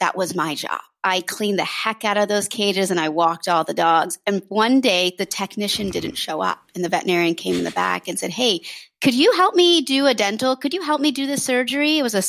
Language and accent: English; Washington, District of Columbia, United States; So I grew up in Washington, D.C.